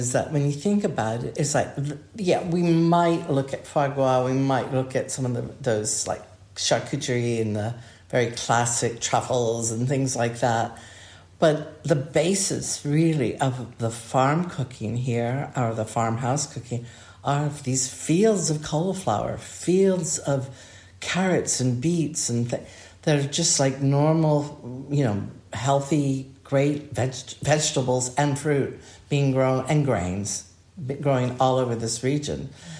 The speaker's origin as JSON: {"language": "English", "region": "Hawaii", "country": "United States", "tie": "born or raised there", "also_born_or_lived": "Southern California / Arizona", "said": "I grew up in a very different climate. I was born and raised in Hawaii and Southern California when I was very young, Arizona."}